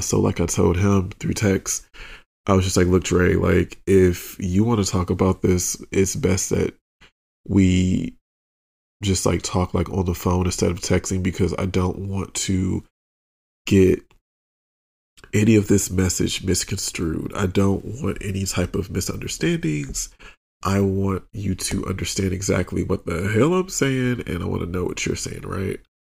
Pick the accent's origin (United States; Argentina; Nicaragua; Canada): United States; outside of Detroit, Michigan; a little gay black boy growing up outside of Detroit